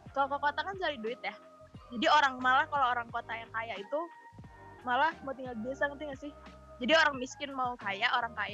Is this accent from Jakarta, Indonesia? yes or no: yes; Jakarta, Indonesia; kampung gue Jakarta